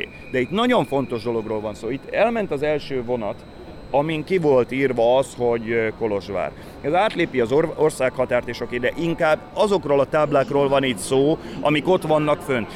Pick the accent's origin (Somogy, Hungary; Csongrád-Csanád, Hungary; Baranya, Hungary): Baranya, Hungary; Pécs; én Pécsi vagyok